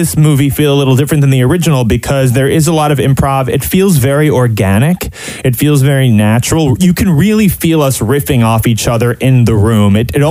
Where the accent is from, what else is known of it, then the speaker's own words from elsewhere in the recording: New York City, New York, United States; And I grew up in New York City seeing a lot of Broadway.